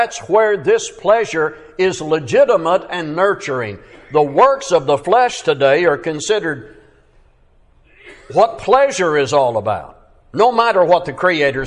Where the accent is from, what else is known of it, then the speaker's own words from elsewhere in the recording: Fort Smith, Arkansas, United States; my hometown, Fort Smith, Arkansas